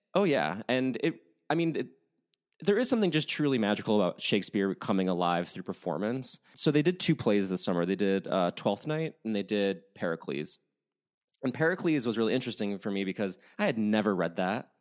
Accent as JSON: {"language": "English", "town": "Chicago", "region": "Illinois", "country": "United States", "tie": "born or raised there", "moved": "yes", "lives_now": "Los Angeles, United States", "said": "I grew up in Chicago"}